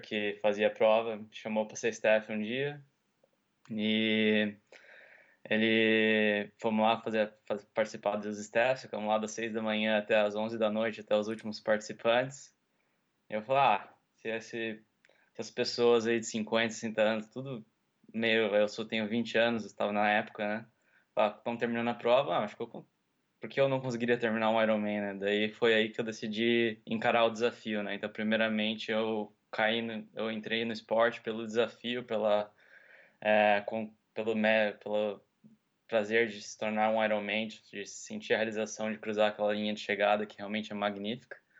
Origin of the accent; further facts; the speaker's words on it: Piracicaba, São Paulo, Brazil; moved away as an adult; also born or lived in California / Florianópolis; now in United States; eu Sou natural de Piracicaba, nasci nos Estados Unidos, mas eu morei minha vida inteira em Piracicaba, interior de São Paulo.